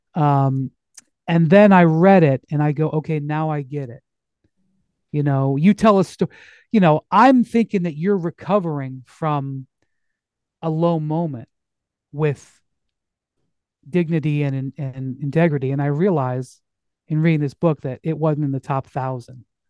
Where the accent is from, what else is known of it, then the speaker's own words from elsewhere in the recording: Akron, Ohio, United States; I'm from Akron